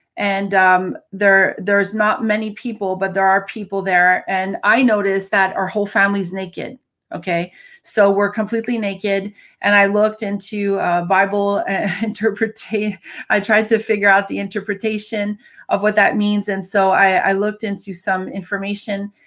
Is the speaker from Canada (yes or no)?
yes; Canada; I'm a Canadian